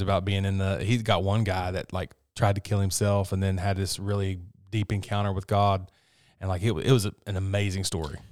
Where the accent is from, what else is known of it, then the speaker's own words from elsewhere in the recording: West Virginia, United States; I'm from West Virginia